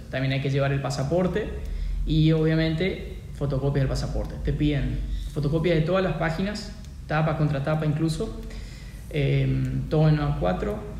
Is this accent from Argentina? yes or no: yes; Argentina; siendo argentino